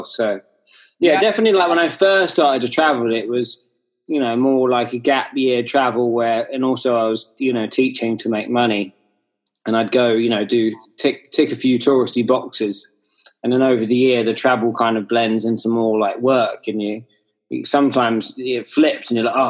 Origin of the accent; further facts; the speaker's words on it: Hayling Island, South East England, United Kingdom; I grew up on Hayling Island, and it just happens to be one of the best places in the UK for kiting.